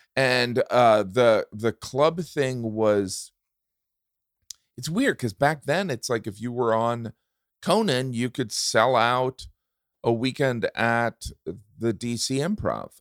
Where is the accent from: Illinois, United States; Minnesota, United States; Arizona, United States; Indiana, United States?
Indiana, United States; I grew up in Indiana